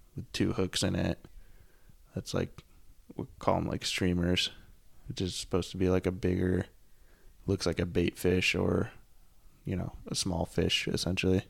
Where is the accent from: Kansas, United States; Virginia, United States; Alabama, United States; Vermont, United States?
Vermont, United States; Burlington; also born or lived in Bozeman, Montana; now in Portland, United States; I'm from Vermont, and then I moved to Montana